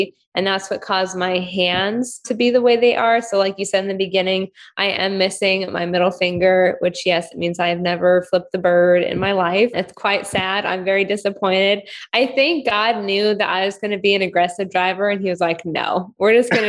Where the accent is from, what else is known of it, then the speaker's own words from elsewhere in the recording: Ukraine; born there; So when I was born in Ukraine.